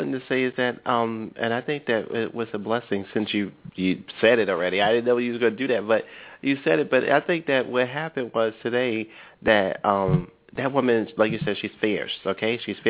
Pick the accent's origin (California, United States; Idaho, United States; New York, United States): New York, United States; Brooklyn; I'm from Brooklyn